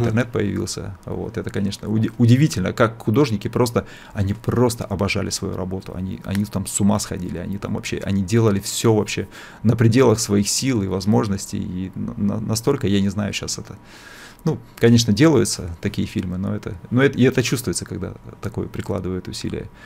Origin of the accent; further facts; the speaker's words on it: Bratsk, Irkutsk Oblast, Russia; moved away; also born or lived in Vikhorevka; мы жили еще в Братске, кто знает, может быть, есть такой городок. Вот, я, я, я даже не в нем родился, где-то где даже под Братском, там маленький был город Вихаревка. Родился я в Братске, это Иркутская область. Э, ну, то есть, то, то, есть, то есть там я там я это учился в школе